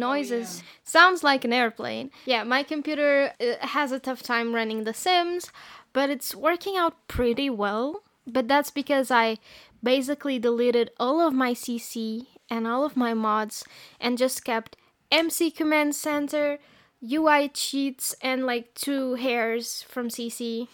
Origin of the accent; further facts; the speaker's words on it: Portugal; I am from Portugal